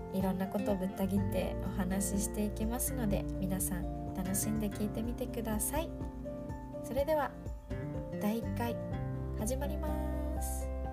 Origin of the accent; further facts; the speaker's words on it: Okinawa, Japan; 私沖縄出身なんだけど